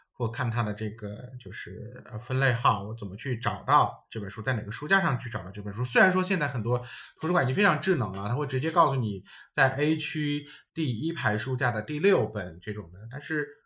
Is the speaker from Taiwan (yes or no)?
no; China; 然后是我们中国人翻译的